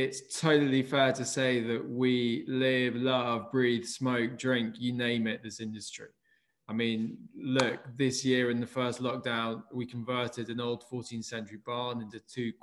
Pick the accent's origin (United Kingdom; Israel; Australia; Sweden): United Kingdom; also born or lived in London / Somerset; I'm a Brit